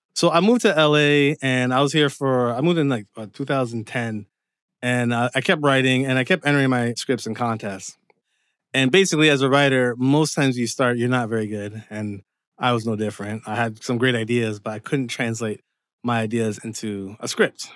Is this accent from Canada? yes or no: yes; Windsor, Ontario, Canada; moved away as an adult; also born or lived in Dearborn, Michigan / Seattle, Washington; now in Los Angeles, United States; So I was born in Canada, but my parents are Jamaican. And pretty much Windsor was my home up until around, like, the age of twenty-five.